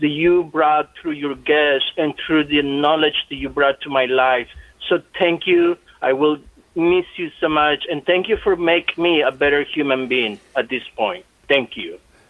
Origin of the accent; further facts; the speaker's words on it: El Salvador; now in San Leandro, United States; I am from El Salvador